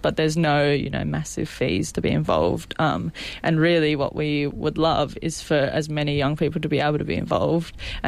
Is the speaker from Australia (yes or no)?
yes; Maitland, New South Wales, Australia; also born or lived in Newcastle; I'm originally from Maitland